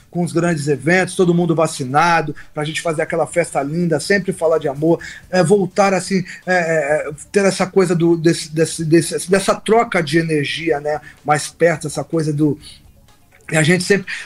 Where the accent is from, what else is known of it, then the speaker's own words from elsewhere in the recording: São Paulo, Brazil; Eu cresci ouvindo …, eu, que é da minha terra, tá? De São Paulo, gente.